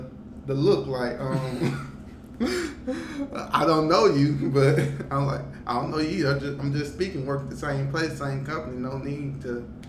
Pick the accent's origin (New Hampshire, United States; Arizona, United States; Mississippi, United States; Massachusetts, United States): Mississippi, United States; Jackson; moved away as an adult; now in West Coast, United States; I'm from Jackson, so it's the capital.